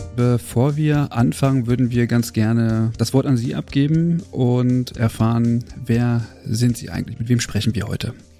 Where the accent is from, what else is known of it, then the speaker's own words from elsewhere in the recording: Germany; bei uns in Deutschland